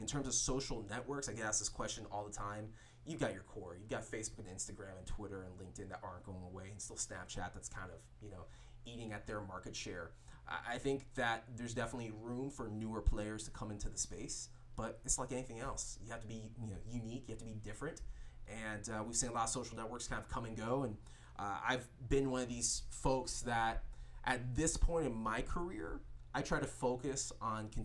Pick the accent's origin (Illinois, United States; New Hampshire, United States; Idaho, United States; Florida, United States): Florida, United States; Fort Lauderdale; also born or lived in Jacksonville, Florida; now in West Coast, United States; originally I'm from Fort Lauderdale, but I spent most of my adult life, or I've spent most of my adult life living in Jacksonville before I moved over to the West Coast